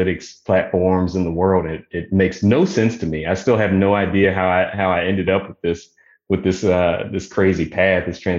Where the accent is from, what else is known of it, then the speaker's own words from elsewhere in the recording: Virginia, United States; moved away as an adult; also born or lived in Oklahoma; I'm originally from Virginia. So moved back to Virginia area to be closer to family